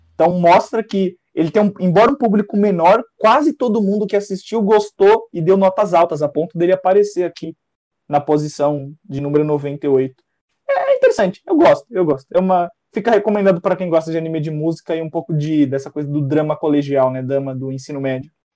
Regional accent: Brazil; nós somos brasileiros e, re, e vivemos a realidade do nosso país

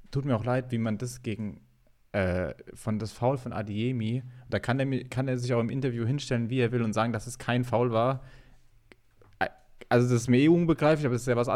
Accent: Hildesheim, Lower Saxony, Germany; born there; Geboren bin ich in Hildesheim

